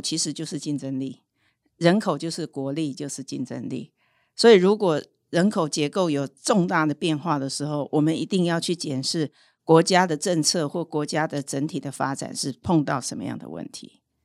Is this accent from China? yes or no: no; Hualien, Hualien County, Taiwan; 我是，呃，来自后山的女儿，我是花莲人啊